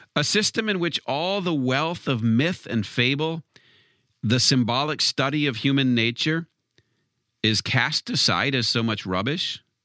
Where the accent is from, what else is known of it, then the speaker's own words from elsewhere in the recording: Wisconsin, United States; being from Wisconsin, of course, I'm not on, on one of the I'm not from one of the coasts